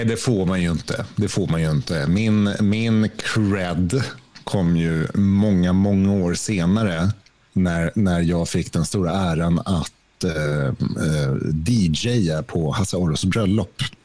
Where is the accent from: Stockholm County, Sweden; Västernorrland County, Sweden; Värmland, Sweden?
Stockholm County, Sweden; Stockholm; moved away; also born or lived in Skåne; född och uppvuxen i Stockholm